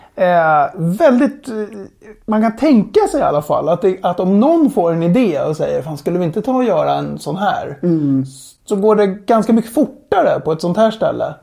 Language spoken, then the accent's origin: Swedish; Sweden; Vi är sex stycken svenskar